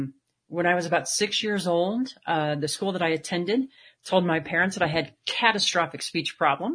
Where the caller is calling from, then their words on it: Colorado, United States; I am here in Colorado today, right outside Rocky Mountain National Park at about 9,000 feet where it's snowing and nice and cold.